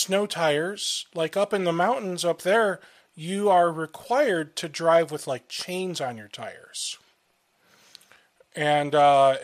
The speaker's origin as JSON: {"language": "English", "region": "Ohio", "country": "United States", "said": "I'm from Ohio"}